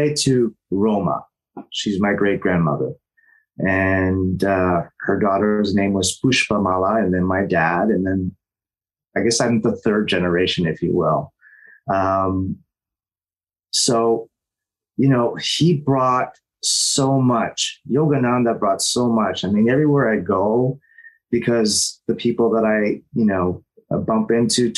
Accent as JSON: {"language": "English", "town": "Toronto", "region": "Ontario", "country": "Canada", "tie": "born or raised there", "moved": "as an adult", "lives_now": "Los Angeles, United States", "said": "I was born in Toronto, and spirituality and unconditional love is something that's in my family"}